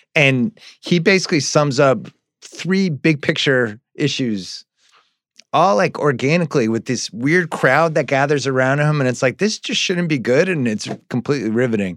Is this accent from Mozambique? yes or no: no; New England, United States; growing up in New England